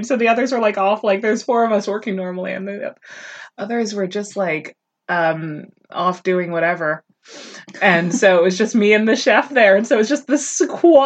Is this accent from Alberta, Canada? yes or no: no; Ottawa, Ontario, Canada; moved away as an adult